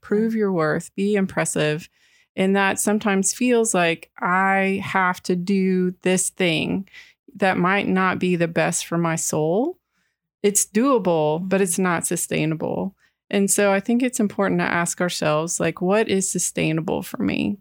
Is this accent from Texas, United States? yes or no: yes; Texas, United States; I grew up in Texas